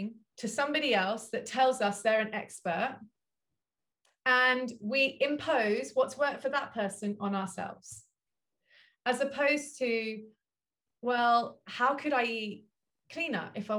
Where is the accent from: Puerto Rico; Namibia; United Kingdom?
United Kingdom; London; moved away; I grew up in Southwest London in Wimbledon.